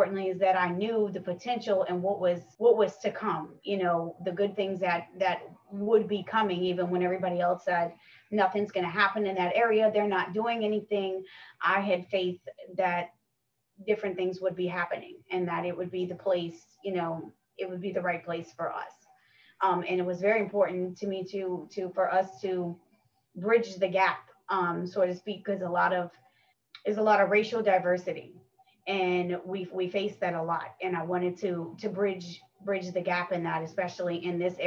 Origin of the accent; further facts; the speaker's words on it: Westwego, Louisiana, United States; I'm from here. I'm born and raised in West Wego.